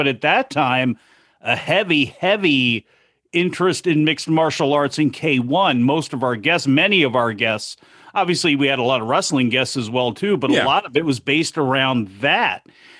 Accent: United States; I grew up outside Washington, D.C. There was WTOP, which was an all-news station, a lot of great 50,000-watt stations on AM.

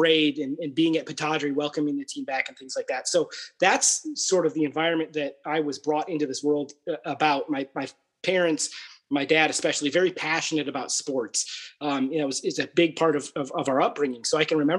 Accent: Aberdeen, Scotland, United Kingdom; moved away; I was born in 1979, in Aberdeen and, you know, grew up there

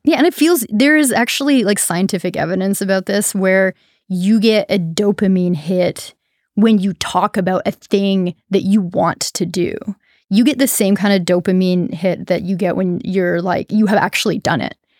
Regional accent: Canada; now in Humboldt, United States; as a Canadian

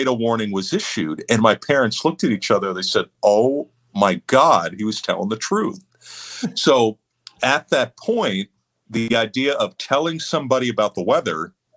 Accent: Houston, Texas, United States; moved away as an adult; also born or lived in Central Florida / State College, Pennsylvania; now in Southwest Florida, United States; I moved from Central Florida to Houston. And that's where I was in middle school and high school.

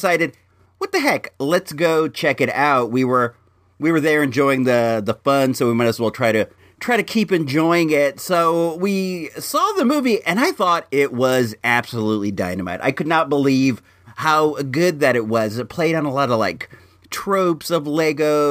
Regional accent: Santa Rosa, California, United States; also born or lived in Illinois; When I was a youth coming up in Ringgit Valley up there in good old Santa Rosa

